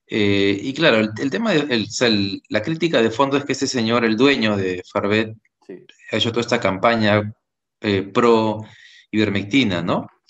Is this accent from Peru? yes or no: yes; Peru; somos peruanos